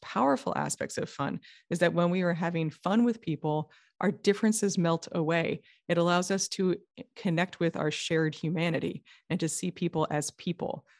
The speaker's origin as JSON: {"language": "English", "region": "New York", "country": "United States", "also_born_or_lived": "California", "moved": "yes", "said": "I'm from New York originally"}